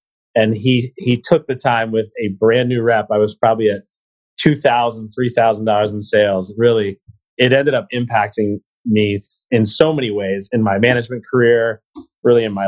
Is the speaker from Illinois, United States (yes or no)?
no; Eastern Pennsylvania, United States; I am from Eastern Pennsylvania, so I applied in the Vector office run by John Kane